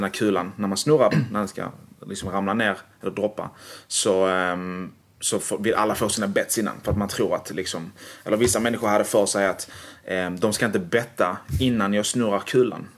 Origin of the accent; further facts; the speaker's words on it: Malmö, Skåne, Sweden; Jag är från Malmö helt och hållet